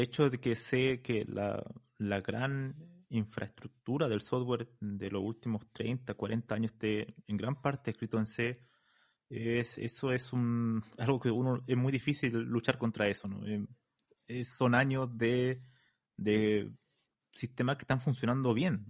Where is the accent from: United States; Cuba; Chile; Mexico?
Chile; moved away as an adult; now in Spain; yo soy de Chile